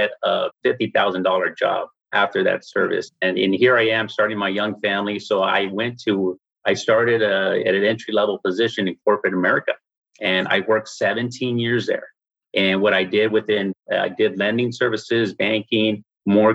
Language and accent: English; San Antonio, Texas, United States; I'm from San Antonio, Texas